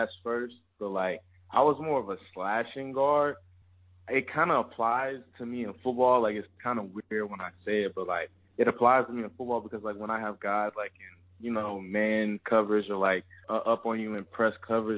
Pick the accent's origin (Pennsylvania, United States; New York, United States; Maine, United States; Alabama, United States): Alabama, United States; also born or lived in Louisiana; Born in Louisiana, raised in Alabama